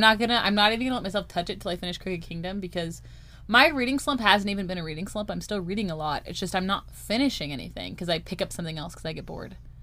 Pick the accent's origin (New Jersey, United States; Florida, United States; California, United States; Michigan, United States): California, United States; we're Californian. Apparently, we don't say T's